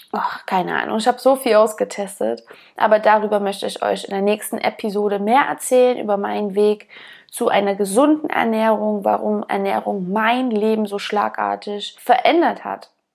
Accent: eastern Germany, Germany; Ich bin auf dem Dorf aufgewachsen und bin immer draußen rumgestromert, wie wir im Osten so schön sagen

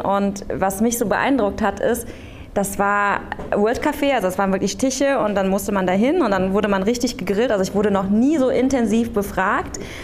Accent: Aachen, North Rhine-Westphalia, Germany; ich bin im Luisenhospital geboren, bin da zur Kita gegangen

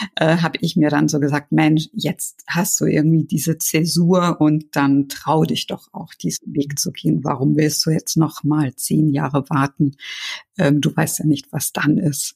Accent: Germany; Deutschland ist ja doch meine Heimat

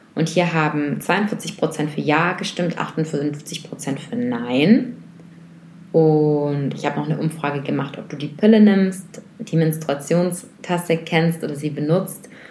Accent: Germany; bei uns in Deutschland

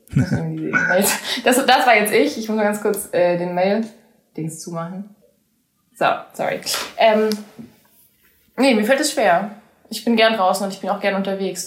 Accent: Southern Germany, Germany; first language German; also born or lived in United States; ganz im Süden, da wo ich, da wo ich herkomme

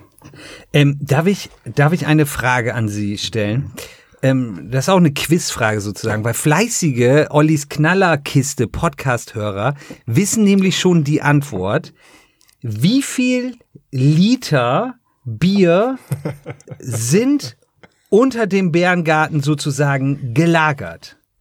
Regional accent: Jever, Lower Saxony, Germany; moved away as an adult; now in Ravensburg, Germany; ich komme ja aus Jever oder Jever

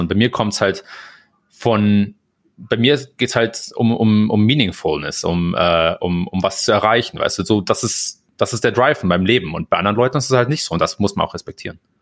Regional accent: Germany; moved away as an adult; also born or lived in Hamburg; now in United States; als Deutscher

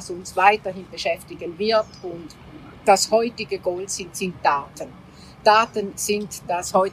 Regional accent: Greece; im Süden, wo ich ja als Griechin herkomme

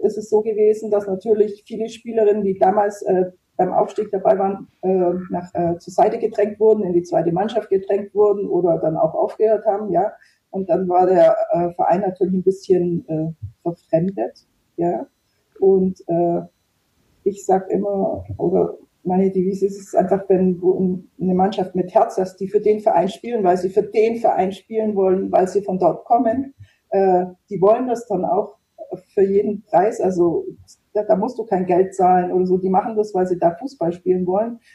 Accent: Germany; ich war eben aus der Nähe Ulm

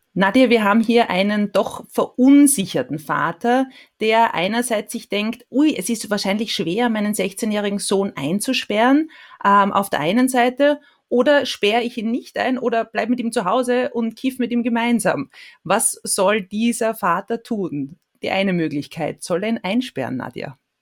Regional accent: Austria; bei uns in Österreich

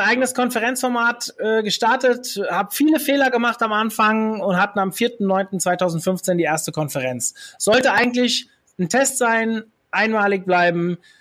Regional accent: Hesse, Germany; Ich bin waschechter Hesse

